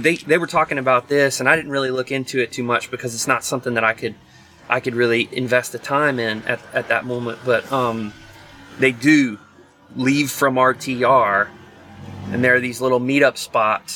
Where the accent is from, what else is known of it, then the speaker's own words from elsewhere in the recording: the South, United States; now in California, United States; we're both from the South